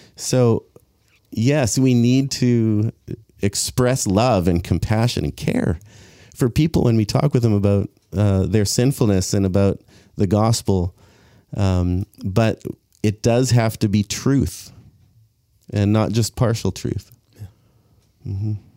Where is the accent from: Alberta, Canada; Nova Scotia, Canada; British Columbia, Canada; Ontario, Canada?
British Columbia, Canada; Abbotsford; I grew up here in Abbotsford, South Abbotsford Church